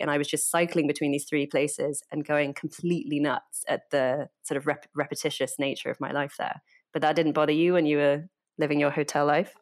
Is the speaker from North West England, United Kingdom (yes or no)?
no; Oxford, South East England, United Kingdom; moved away as an adult; also born or lived in United States; now in London, United Kingdom